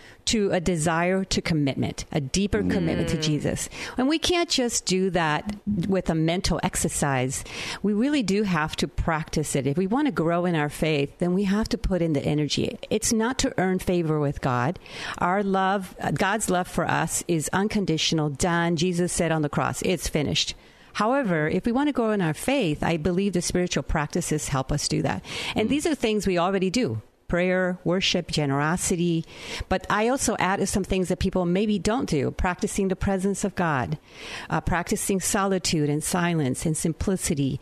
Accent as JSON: {"language": "English", "town": "Naranjito", "country": "Puerto Rico", "tie": "born or raised there", "moved": "yes", "said": "the town I grew up in Naranjito, Puerto Rico."}